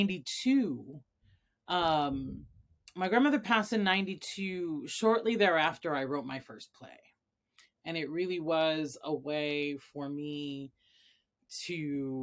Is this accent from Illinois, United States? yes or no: yes; Chicago, Illinois, United States; also born or lived in Mayagüez, Puerto Rico; I was born in Mayagüez, Puerto Rico, and came to Chicago at a young age after my parents' divorce. I was raised by a single mom here in Chicago